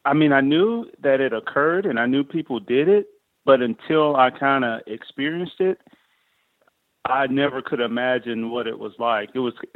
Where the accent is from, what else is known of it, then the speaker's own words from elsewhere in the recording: Mississippi, United States; now in Texas, United States; In fact, I'm not a native Texan. Okay. I grew up in Mississippi, and I grew up hunting there.